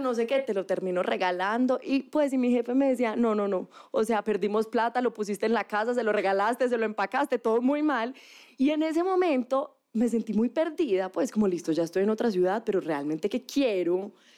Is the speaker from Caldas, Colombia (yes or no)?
yes; Manizales, Caldas, Colombia; moved away; Estudié comunicación, soy de Manizales, que es una ciudad